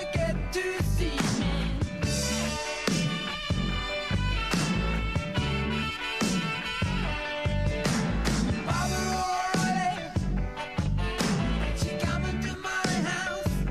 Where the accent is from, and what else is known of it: New Zealand